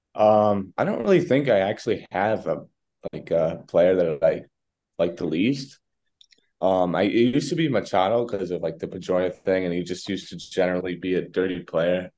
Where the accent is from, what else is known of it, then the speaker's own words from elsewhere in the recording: New York, United States; I'm like from New York